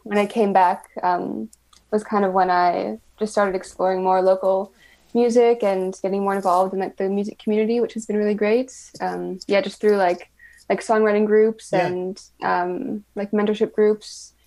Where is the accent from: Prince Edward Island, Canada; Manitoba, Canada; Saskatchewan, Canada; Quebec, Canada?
Manitoba, Canada; Winnipeg; I grew up in Winnipeg